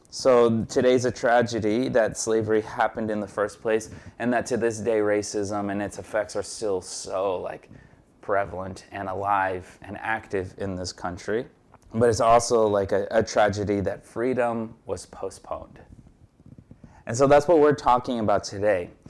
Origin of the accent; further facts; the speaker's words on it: Brazil; now in Jersey City, United States; I was born in Brazil and I'm a naturalized citizen